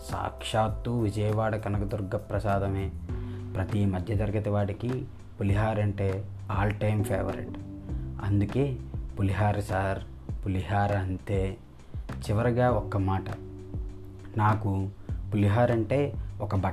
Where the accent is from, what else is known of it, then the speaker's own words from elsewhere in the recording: India; నా చిన్నప్పుడు నా చిన్నతనం అంతా గోదావరి గట్టు పక్కనే తాటాగింట్లో పెరిగాను